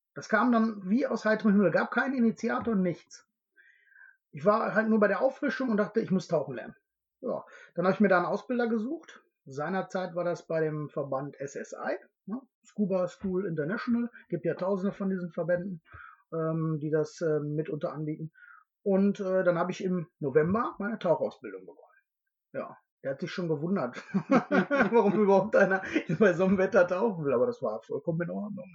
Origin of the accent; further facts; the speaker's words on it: Hamm, North Rhine-Westphalia, Germany; Aus Hamm.